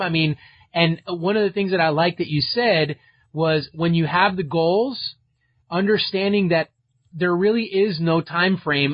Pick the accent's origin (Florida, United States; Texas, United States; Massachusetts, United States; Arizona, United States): Florida, United States; Miami; I'm from Miami